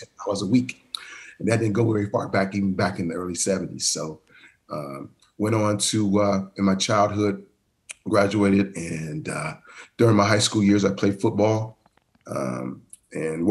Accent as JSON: {"language": "English", "town": "Columbus", "region": "Ohio", "country": "United States", "tie": "born or raised there", "also_born_or_lived": "Cleveland, Ohio", "said": "I grew up in Columbus, Ohio. Actually born at The Ohio State University"}